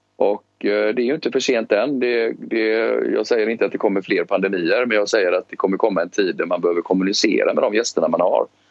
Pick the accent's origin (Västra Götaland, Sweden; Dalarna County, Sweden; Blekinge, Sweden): Västra Götaland, Sweden; Gothenburg; moved away; also born or lived in Stockholm; jag är uppvuxen i Biskopsgården eh, och växte upp där på 70-talet.